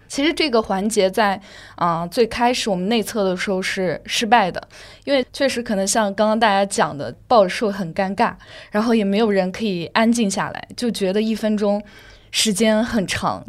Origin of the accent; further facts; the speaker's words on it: Yunnan, China; now in Shanghai, China; 因为我是云南人，刚好要回家